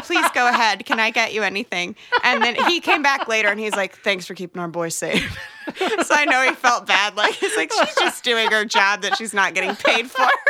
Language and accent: English; Edwardsville, Illinois, United States; moved away; I'm from, um, right across the river from Saint Louis in Illinois